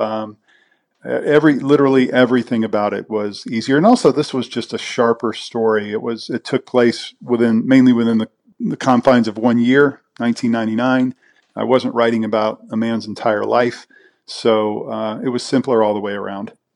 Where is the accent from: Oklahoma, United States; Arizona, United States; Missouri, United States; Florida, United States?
Missouri, United States; Kansas City; I'm from Kansas City